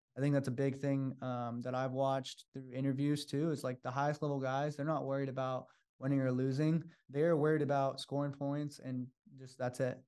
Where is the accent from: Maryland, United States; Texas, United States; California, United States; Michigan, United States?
California, United States; Sacramento; moved away as an adult; now in San Francisco, United States